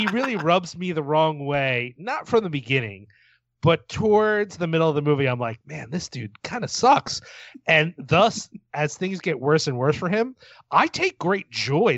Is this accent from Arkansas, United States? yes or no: no; Philadelphia, Pennsylvania, United States; my hometown of Philadelphia